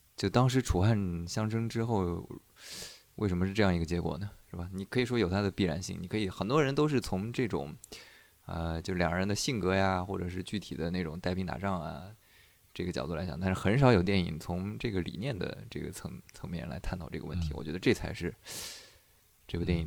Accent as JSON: {"language": "Chinese", "country": "China", "said": "我们中国人"}